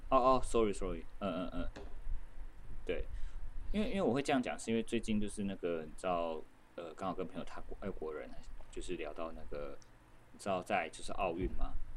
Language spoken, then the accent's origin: Chinese; Taiwan; 我说我是台湾人